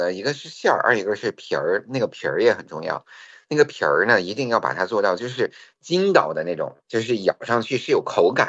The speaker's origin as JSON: {"language": "Chinese", "region": "North China", "country": "China", "tie": "born or raised there", "said": "如果在小时候在北方哈，其实冬天的那个呃没有什么就是海鲜可以吃嘛，带鱼是冰的嘛。"}